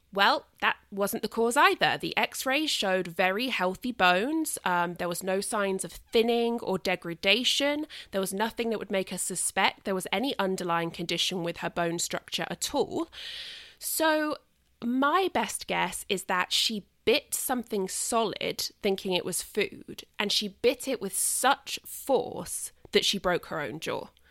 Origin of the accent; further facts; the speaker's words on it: United Kingdom; a British person